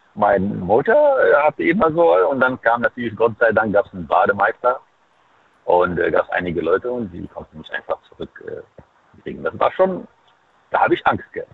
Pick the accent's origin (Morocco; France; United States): Morocco; Fes, Fès-Meknès; German is a second language; now in Saarland, Germany; ich bin geboren in Marokko, deswegen in Fes